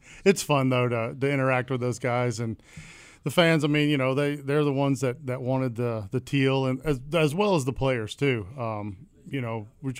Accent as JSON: {"language": "English", "town": "Atlanta", "region": "Georgia", "country": "United States", "tie": "born or raised there", "said": "I grew up in Atlanta"}